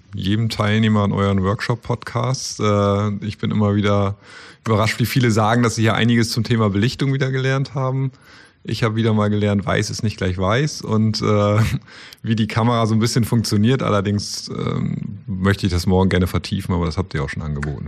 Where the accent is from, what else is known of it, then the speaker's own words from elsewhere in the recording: Apen, Lower Saxony, Germany; … und ich komme auch aus Apen